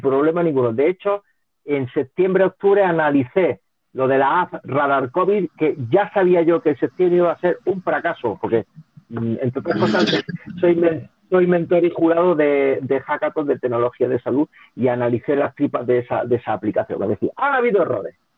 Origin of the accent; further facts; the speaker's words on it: Linares, Andalusia, Spain; also born or lived in Barcelona; Yo soy de Linares, yo te estoy hablando de Linares.